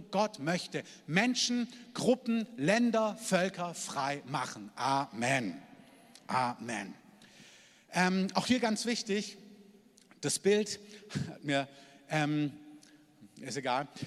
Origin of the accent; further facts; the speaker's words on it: Germany; dass wir als Deutsche, dass wir und alle, die dazugehören und dazugezogen sind